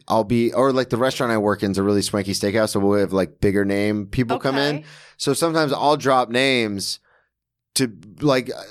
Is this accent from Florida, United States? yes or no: yes; Florida, United States; Because I'm from Florida and the University of Florida is the most respected public school.